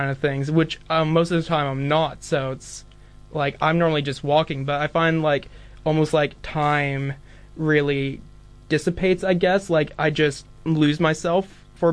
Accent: Dunedin, Otago, New Zealand; I'm here from Dunedin

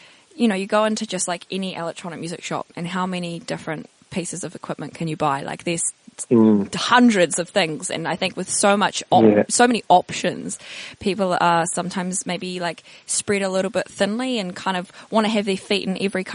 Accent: New Zealand; I'm obviously New Zealander

